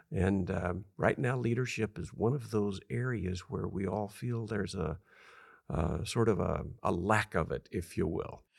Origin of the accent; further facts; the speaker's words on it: California, United States; I'm from a little town of two thousand people.